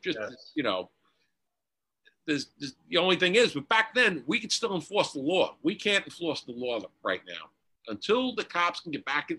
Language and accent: English; New York City, New York, United States; growing up in Queens